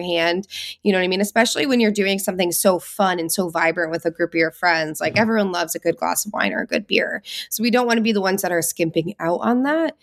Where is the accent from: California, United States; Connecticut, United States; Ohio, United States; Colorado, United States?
Connecticut, United States; we're originally from Connecticut. Both of us were born and raised in Connecticut